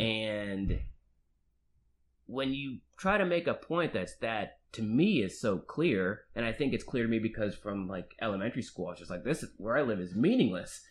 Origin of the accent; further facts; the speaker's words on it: Marietta, Georgia, United States; I'm from the suburbs of Atlanta, Georgia, Marietta, Georgia.